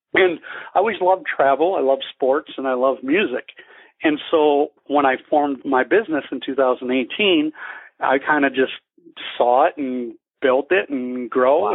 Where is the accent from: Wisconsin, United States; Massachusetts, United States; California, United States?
Wisconsin, United States; moved away as an adult; also born or lived in Denver, Colorado; now in Scottsdale, United States; I'm from Wisconsin originally